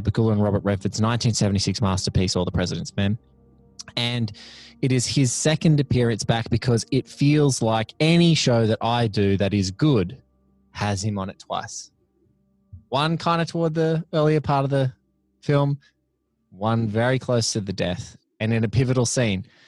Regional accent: Kilcare, New South Wales, Australia; also born or lived in Melbourne; growing up in a surf town called Kilcare on the central coast of New South Wales, which is about an hour and a half north of Sydney

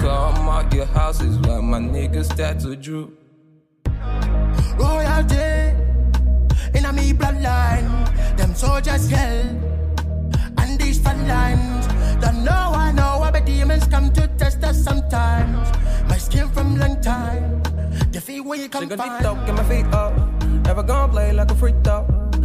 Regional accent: Nigeria; I'm from Nigeria

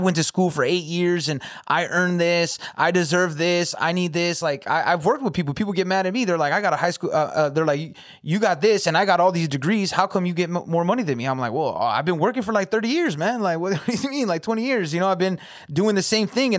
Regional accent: California, United States; also born or lived in Metro Detroit, Michigan; now in Detroit, United States; I'm from Cali, so it doesn't seem, that's where I'm originally from

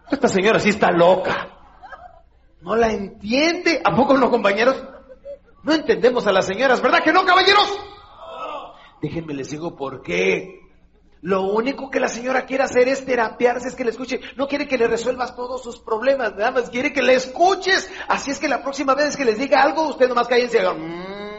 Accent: Ciudad Juárez, Chihuahua, Mexico; soy de Juárez

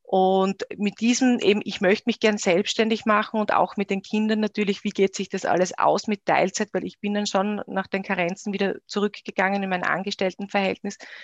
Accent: Styria, Austria; moved away as an adult; also born or lived in Graz / Vienna; now in Eisenstadt, Austria; bin gebürtige Steirerin

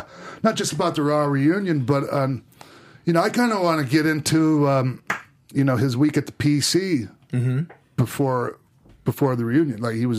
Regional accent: St. Petersburg, Florida, United States; also born or lived in Minneapolis; by the way, Tampa is my hometown, right? St. Pete, Tampa. You know, I'm built from Minneapolis, but I grew up in St. Pete, Tampa, and I was born in St. Petersburg.

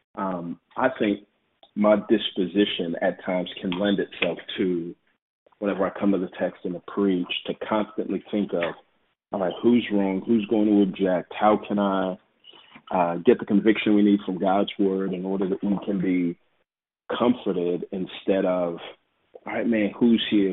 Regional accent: Houston, Texas, United States; moved away as an adult; also born or lived in Waco, Texas / Dallas, Texas; now in Atlanta, United States; I'm from Texas. You know, I was born and raised in Houston, and I spent some time in Waco, and then Dallas, and now in Atlanta

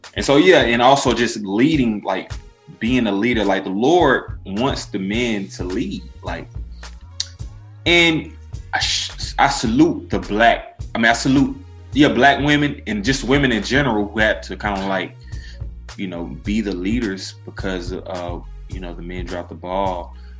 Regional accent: Decatur, Georgia, United States; I grew up in Decatur, that is on the east side of Atlanta

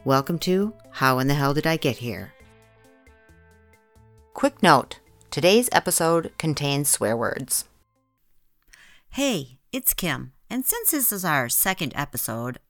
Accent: Midwest, United States; born or raised there

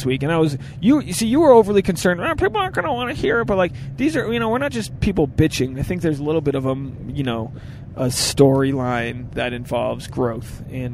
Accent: Newport, Rhode Island, United States; moved away; Newport, Rhode Island, my hometown.

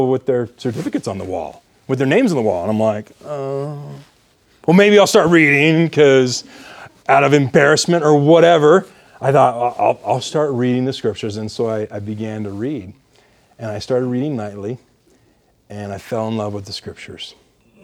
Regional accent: Lehi, Utah, United States; Growing up in Lehi, we have Release Time Seminary down there, and most of the schools in Utah County

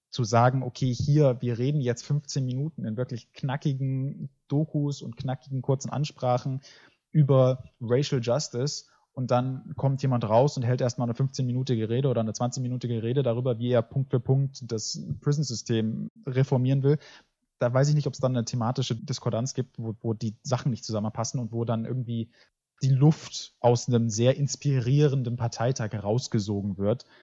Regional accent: United States; born there; German is a second language; ich bin in Amerika geboren, aber meine Mutter war, hatte keine Dokumente und wurde deswegen des Landes verwiesen.

